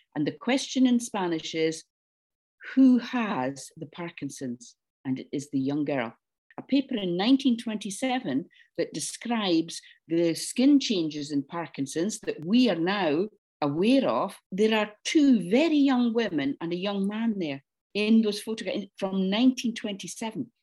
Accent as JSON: {"language": "English", "town": "Dundee", "region": "Scotland", "country": "United Kingdom", "tie": "born or raised there", "said": "I grew up in Dundee on the east coast of Scotland."}